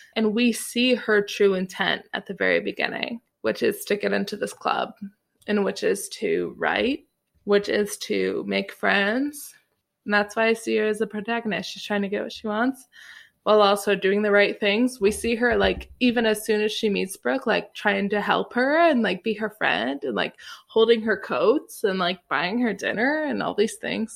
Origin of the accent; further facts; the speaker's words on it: Illinois, United States; moved away; also born or lived in South Carolina; Illinois, my home state